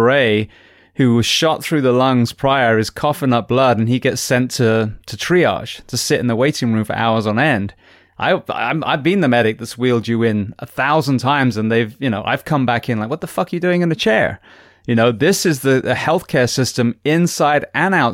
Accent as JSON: {"language": "English", "country": "United Kingdom", "tie": "born or raised there", "moved": "yes", "lives_now": "United States", "said": "being British, you know, born and bred"}